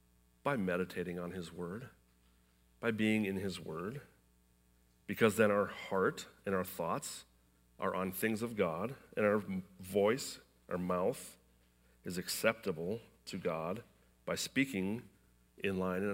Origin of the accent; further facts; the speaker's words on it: Iowa, United States; I was born in Iowa.